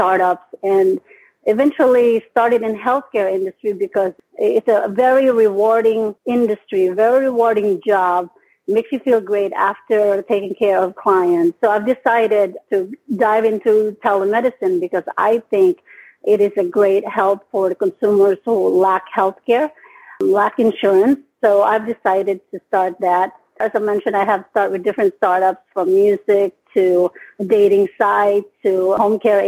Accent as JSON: {"language": "English", "country": "Philippines", "moved": "as an adult", "lives_now": "United States", "said": "I came from the Philippines. I've been here in the United States since 1999."}